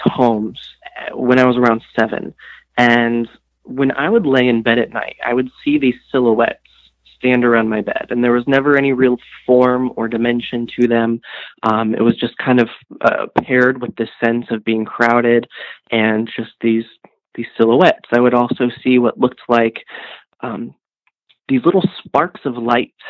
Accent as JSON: {"language": "English", "region": "Ohio", "country": "United States", "tie": "born or raised there", "said": "I'm from Ohio originally. Mm-hmm. And I grew up in a cow town, very small cow town"}